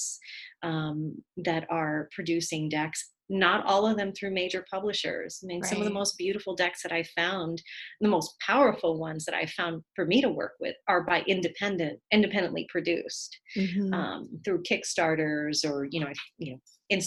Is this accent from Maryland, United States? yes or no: no; New York City, New York, United States; being a daughter of immigrants and, you know, growing up in the Bronx